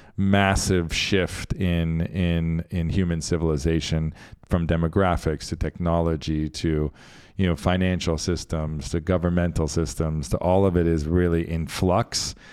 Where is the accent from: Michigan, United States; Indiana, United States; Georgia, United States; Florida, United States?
Florida, United States; Central; also born or lived in Argentina; now in Miami, United States; I grew up in Central Florida at the ashram